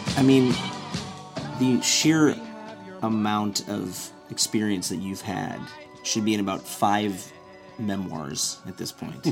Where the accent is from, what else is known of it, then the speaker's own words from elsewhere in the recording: Evanston, Illinois, United States; my hometown in Evanston